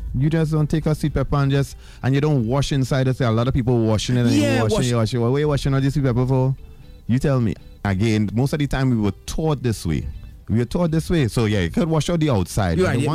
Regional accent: Trinidad & Tobago; remember, I came from Trinidad without any kind of nobody knowing me.

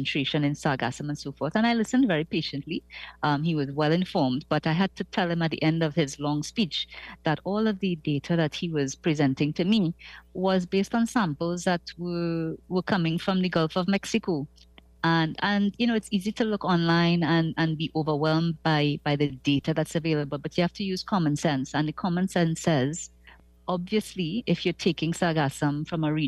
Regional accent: Trinidad, Trinidad & Tobago; now in Tobago, Trinidad and Tobago; I am from Trinidad. I live in Tobago. I made that choice

